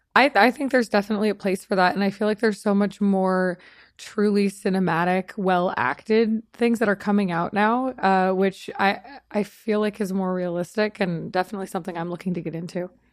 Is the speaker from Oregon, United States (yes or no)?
no; Long Beach, California, United States; moved away as an adult; also born or lived in Austin, Texas / Las Vegas; now in Los Angeles, United States; I grew up in in Long Beach, California